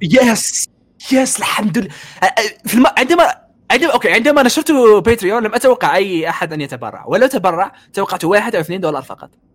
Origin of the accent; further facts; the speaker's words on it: Algeria; انا جزائري